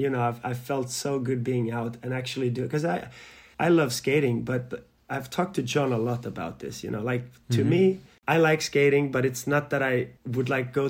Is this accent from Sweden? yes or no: yes; Malmö, Skåne, Sweden; also born or lived in Yugoslavia; Malmö and my hometown